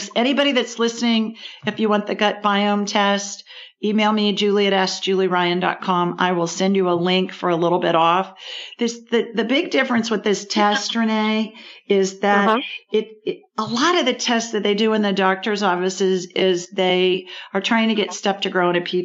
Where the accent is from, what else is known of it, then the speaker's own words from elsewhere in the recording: Columbus, Ohio, United States; moved away; Near Columbus, the city of my birth. Central Ohio, another Central Ohio girl